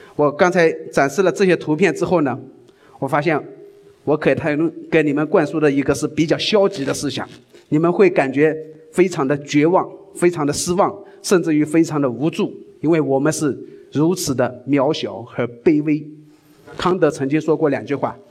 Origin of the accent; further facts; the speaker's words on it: China; 我们中国人